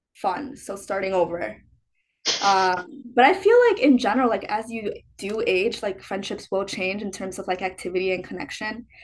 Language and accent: English; Chicago, Illinois, United States; moved away; I'm from Chicago